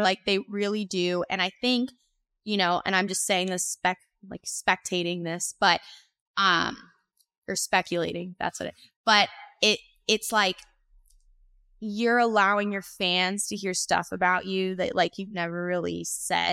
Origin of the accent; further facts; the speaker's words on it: Florida, United States; I'm from Florida.